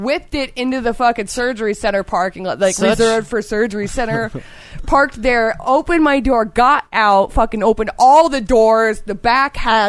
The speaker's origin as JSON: {"language": "English", "region": "Florida", "country": "United States", "tie": "born or raised there", "said": "I was born and raised in Florida, dude."}